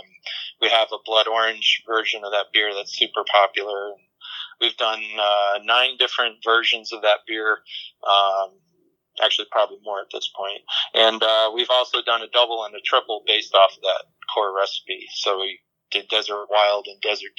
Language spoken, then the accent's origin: English; New England, United States; moved away as an adult; also born or lived in upstate New York; now in Fountain Hills, United States; I grew up in New England